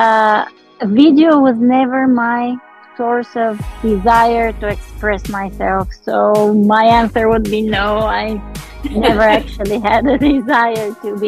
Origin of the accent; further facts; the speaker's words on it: Sofia, Sofia City, Bulgaria; I was born in Sofia, Bulgaria